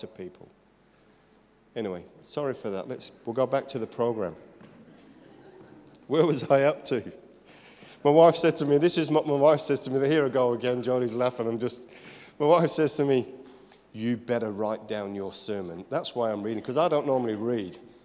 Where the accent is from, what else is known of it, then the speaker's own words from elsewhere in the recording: United Kingdom; I'm British.